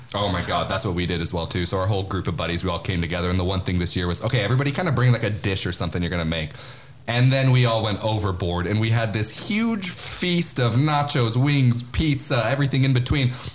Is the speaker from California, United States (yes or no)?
no; Spokane, Washington, United States; We are from Spokane, Washington